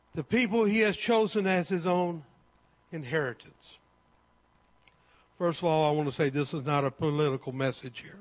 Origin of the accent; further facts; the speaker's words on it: Texas, United States; also born or lived in Cypress, Texas; I am an American. I am a Texan. And I live in Cypress, Texas